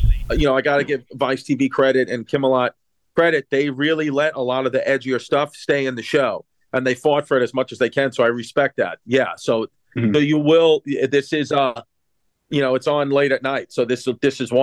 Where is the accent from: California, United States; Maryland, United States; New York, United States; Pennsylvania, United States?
New York, United States; New York City; I'm from Queens, Brooklyn area